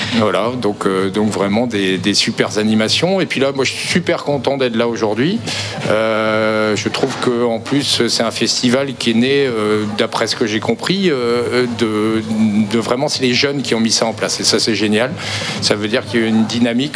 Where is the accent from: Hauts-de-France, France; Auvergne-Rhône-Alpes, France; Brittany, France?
Brittany, France; Morlaix; now in Quimperlé, France; je suis originaire de Morlaix à la base